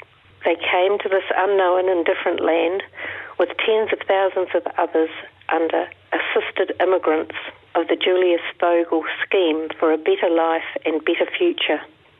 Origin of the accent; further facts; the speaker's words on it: Methven, Canterbury, New Zealand; I was born in Methven. Growing up here during the 1950s and 1960s, I attended the local Catholic school